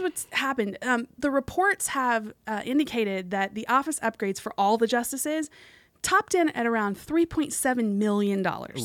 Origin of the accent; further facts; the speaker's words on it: West Virginia, United States; my home state